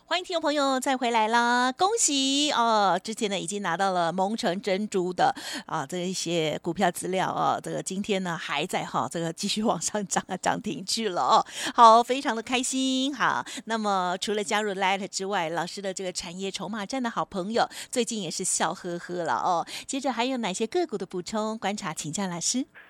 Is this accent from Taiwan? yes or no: yes; Taitung, Taitung County, Taiwan; 我是台东人